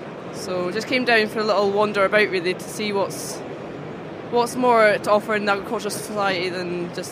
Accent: the Highlands, just north of Inverness, Scotland, United Kingdom; I'm from the Highlands, like Inverness, just north of Inverness.

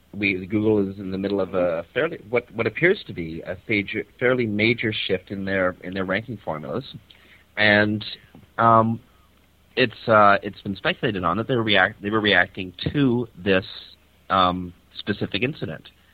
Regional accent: Toronto, Ontario, Canada; beautiful Toronto, Canada, uh, my hometown and the place where I'm currently residing.

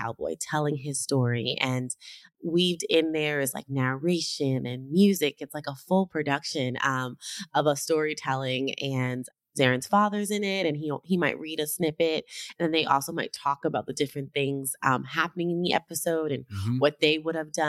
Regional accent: New York City, New York, United States; I was raised in Harlem

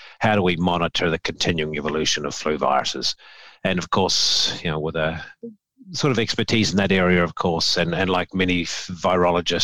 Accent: New Zealand; now in Memphis, United States; I'm a New Zealander by birth

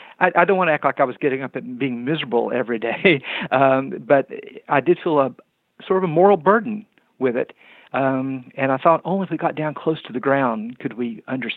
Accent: Kingsport, Tennessee, United States; I grew up in Upper East Tennessee, in Kingsport, Tennessee, and went to Andrew Johnson Elementary School.

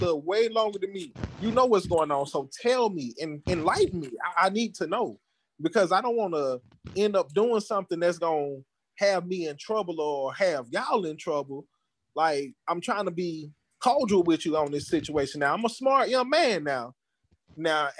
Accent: Atlanta, Georgia, United States; I'm from Atlanta

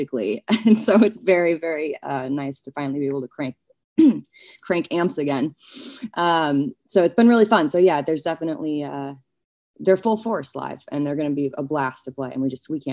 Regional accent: New York, United States; I grew up in New York

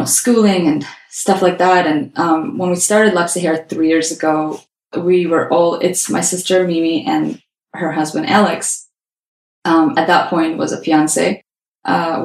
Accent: Azerbaijan; moved away as an adult; now in Canada; we are from Azerbaijan

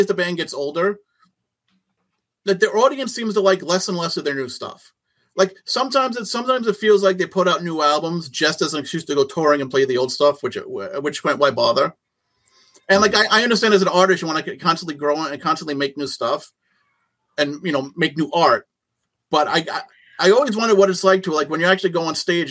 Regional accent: Long Island, New York, United States; we're from Long Island

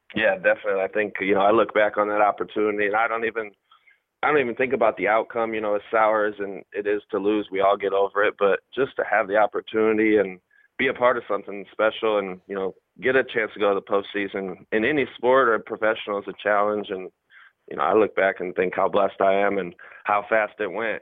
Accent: Fort Wayne, Indiana, United States; moved away as an adult; also born or lived in Arizona / Oakland; now in Nashville, United States; I'm from Fort Wayne

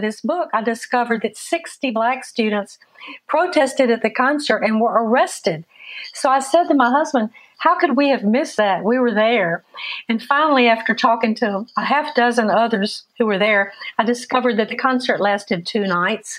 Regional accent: Mississippi, United States; growing up in Mississippi in the 50s and 60s

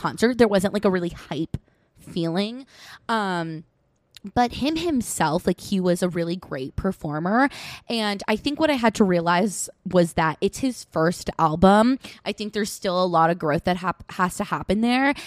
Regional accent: Westchester, New York, United States

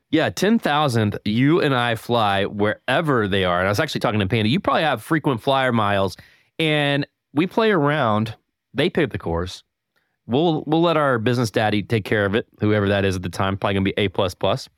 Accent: Winston-Salem, North Carolina, United States; now in Tampa, United States; I'm from Winston-Salem

